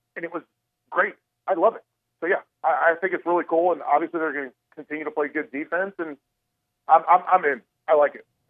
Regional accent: the South, United States; now in Chicago, United States; I'm I'm from the South

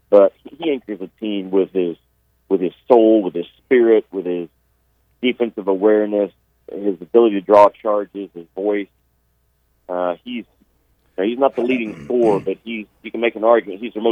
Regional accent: Arkansas, United States; I'm from Arkansas, man.

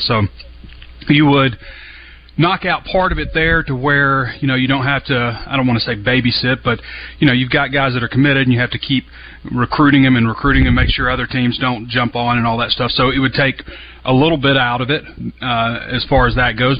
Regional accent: Central Arkansas, United States; I'm from Central Arkansas and have a lot of great memories there.

